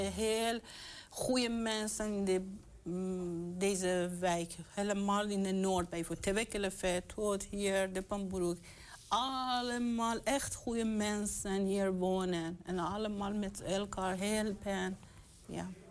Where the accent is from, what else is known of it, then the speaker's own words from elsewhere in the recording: Iran; also born or lived in Roombeek, Enschede; now in Enschede, Netherlands; ik kom uit Iran